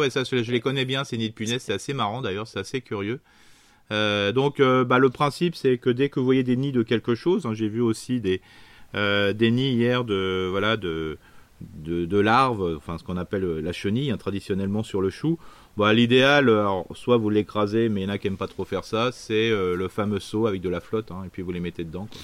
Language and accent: French; Isère, Auvergne-Rhône-Alpes, France; je suis né dans l'Isère